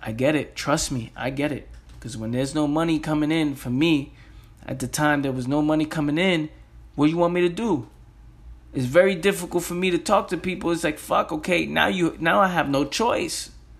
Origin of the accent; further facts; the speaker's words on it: New York, United States; I'm from the Bronx. Who gives a, you know, I curse a lot. Who's going to listen to me?